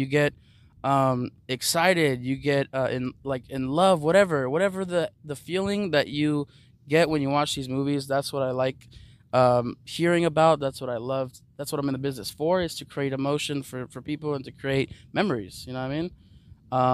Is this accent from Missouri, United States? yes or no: no; Los Angeles, California, United States